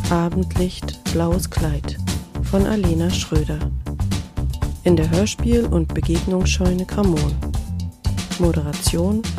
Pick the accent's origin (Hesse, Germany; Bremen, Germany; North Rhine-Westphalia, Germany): Hesse, Germany; Bad Schwalbach; Ich bin in Bad Schwalbach geboren, da wo die Schwälbchenmilch herkommt